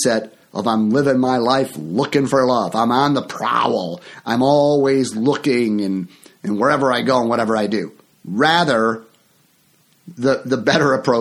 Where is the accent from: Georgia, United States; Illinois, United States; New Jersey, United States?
Illinois, United States; near Chicago; my hometown here near Chicago